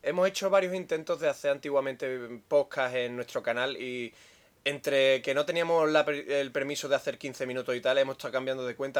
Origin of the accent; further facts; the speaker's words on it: Andalusia, Spain